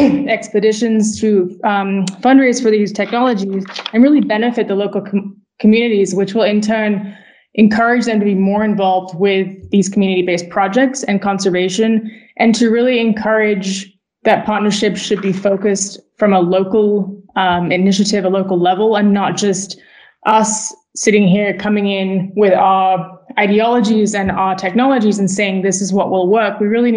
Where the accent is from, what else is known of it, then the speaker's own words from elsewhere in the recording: Switzerland; also born or lived in United States; I grew up as a Brit living in the U.S. and living in Switzerland, where I spent most of my formative years, and then also living in the U.S.